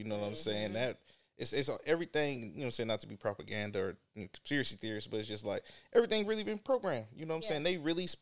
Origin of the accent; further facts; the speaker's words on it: the Bay Area, California, United States; growing up in the Bay